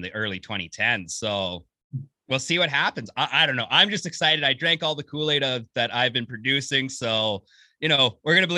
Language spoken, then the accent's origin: English; Edmonton, Alberta, Canada; also born or lived in Manitoba; now in Winnipeg, Canada; I'm going to play for my hometown team.